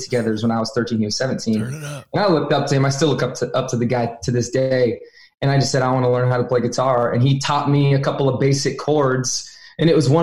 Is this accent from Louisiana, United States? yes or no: no; Orange County, Southern California, United States; moved away as an adult; also born or lived in Arizona; now in Nashville, United States; I'm from Southern California originally. I live in Nashville, Tennessee now, but I grew up in the heart of Orange County